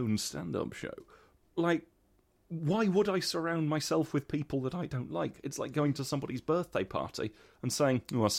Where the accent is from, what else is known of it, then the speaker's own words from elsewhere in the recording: Midlands, United Kingdom; I grew up in a small former mining village